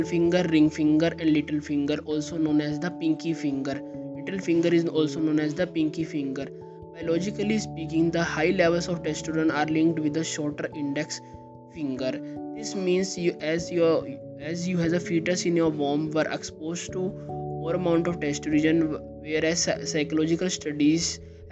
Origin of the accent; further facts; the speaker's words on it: India; I am from India